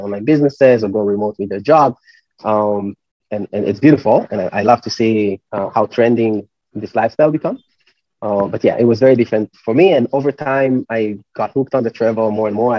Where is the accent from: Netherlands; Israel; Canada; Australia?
Israel; moved away as an adult; I come from Israel, startup nation, a lot of people work in tech